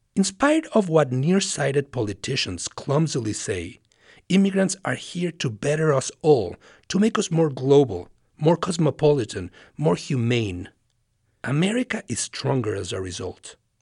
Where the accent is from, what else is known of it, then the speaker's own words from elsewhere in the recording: Mexico; English is a second language; now in United States; I am an immigrant from Mexico